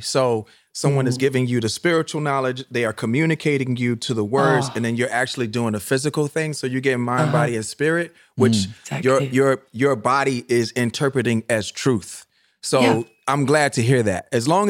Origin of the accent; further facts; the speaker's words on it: Virginia, United States; accent: Virginian; I know when I go back home sometimes, like, and I'm talking to my friends, like my Virginian accent kicks in, right?